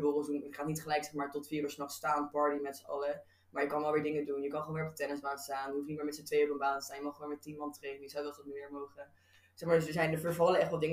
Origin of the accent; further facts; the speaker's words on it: Rotterdam, South Holland, Netherlands; moved away; ik kom uit Rotterdam